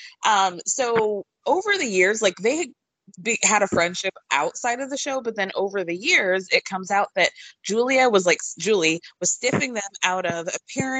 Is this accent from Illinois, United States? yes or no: yes; Chicago, Illinois, United States; I'm from Chicago